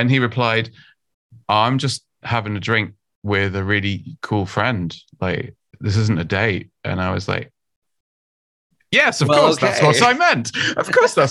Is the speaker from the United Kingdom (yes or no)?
yes; United Kingdom; I'm from the UK, as you can probably tell from my fantastic accent.